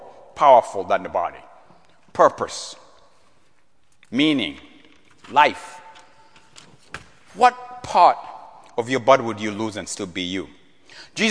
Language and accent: English; Central Region, Uganda; moved away; growing up in East Africa, our king, King Mutesa II, King of Buganda.